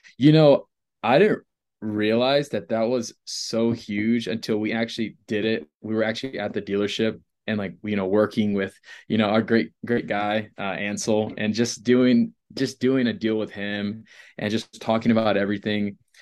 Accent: Rockport, Texas, United States; now in Colorado, United States; Rockport, so it's about three hours from Mexico

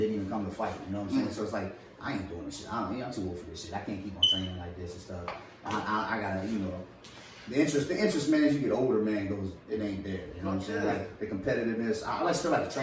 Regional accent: Seven Cities, Virginia, United States; the seven cities, and that's where I'm from

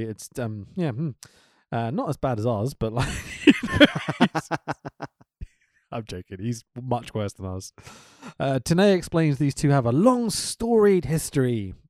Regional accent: United Kingdom; Obviously, being a Brit or whatever, I'd use the word attack more than offense.

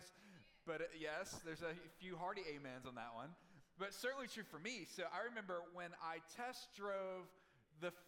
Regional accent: Mississippi, United States; I grew up in Mississippi

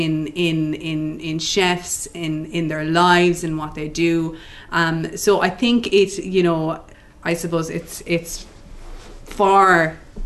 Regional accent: West Cork, Munster, Ireland; moved away; I'm from West Cork originally

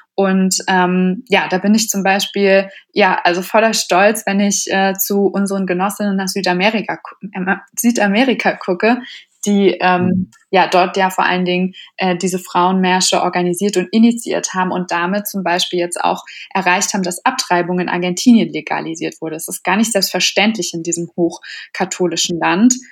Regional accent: Berlin, Germany; ich bin ursprünglich aus Berlin

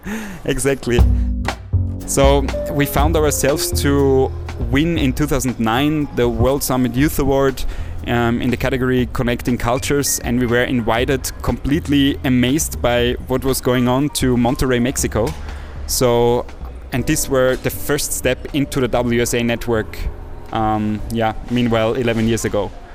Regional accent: villages in Austria, outside Salzburg, Austria; moved away as an adult; now in Vienna, Austria; my little village outside of Salzburg in Austria um, because I'm a country boy. So basically, cool. I have um, grown up in different villages in, in Austria

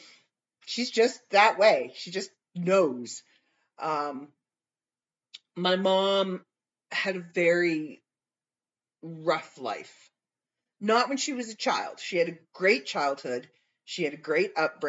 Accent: Canada

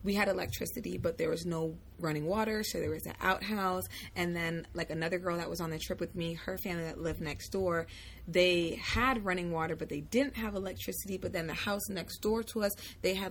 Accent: Florida, United States; even though I was born here, I grew up in Florida

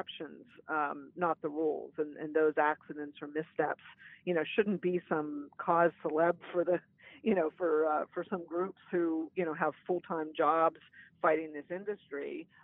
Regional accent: Beaver County, Western Pennsylvania, United States; where I grew up in Beaver County in Western PA

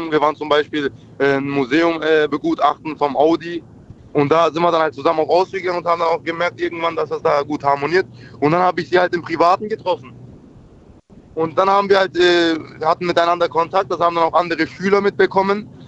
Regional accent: Schwäbisch Gmünd, Baden-Württemberg, Germany; Baden-Württemberg, um genauer zu sein, aus Schwäbisch Gmünd.

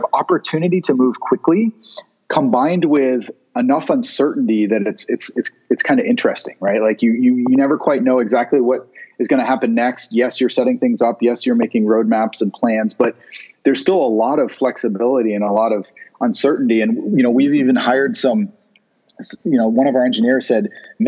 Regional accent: Vermont, United States; also born or lived in Chicago; now in Southern California, United States; I grew up in Vermont

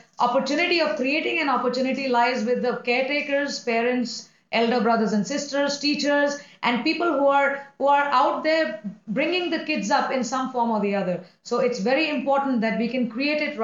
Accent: India; we live in India, we come from India, both of us

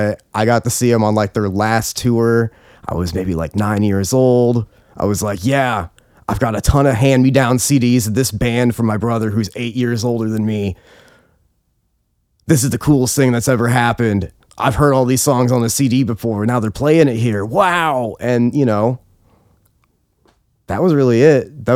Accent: Nebraska, United States; Nebraska State Fair. I was raised in Nebraska. I was raised by, on a more conservative side and the more Christian side.

